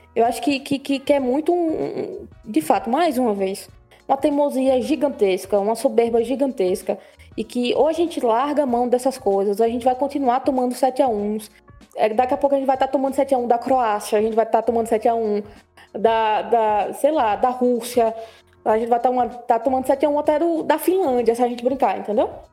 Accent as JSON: {"language": "Portuguese", "country": "Brazil", "said": "nossa vida enquanto brasileiros"}